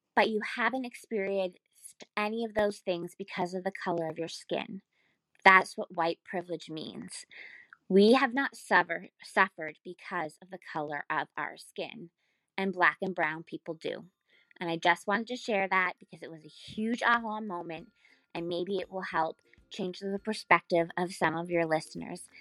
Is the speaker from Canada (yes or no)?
yes; Canada; I'm from Canada